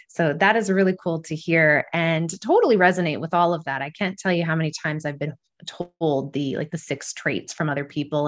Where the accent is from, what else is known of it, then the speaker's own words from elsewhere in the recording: Alberta, Canada; now in Kingston, Canada; I'm originally from Alberta